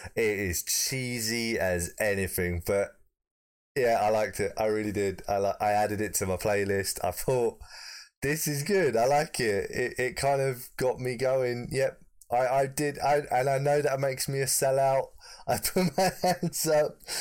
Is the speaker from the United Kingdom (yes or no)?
yes; United Kingdom; as a proud Brit